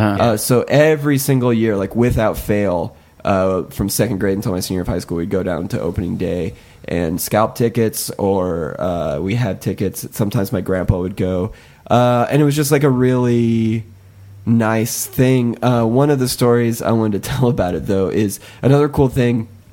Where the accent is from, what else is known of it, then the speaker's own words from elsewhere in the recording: Southwest Iowa, United States; I grew up in Southwest Iowa